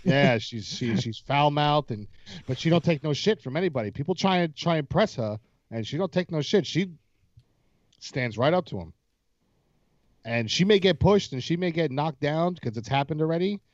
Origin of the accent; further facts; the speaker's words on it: United States; I'm from America.